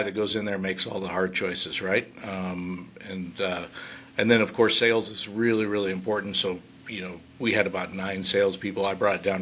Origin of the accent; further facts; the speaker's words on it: California, United States; also born or lived in San Jose, California; now in Reno, United States; I moved to Reno is it's real close to my hometown. It's 1,900 people. It's in the California side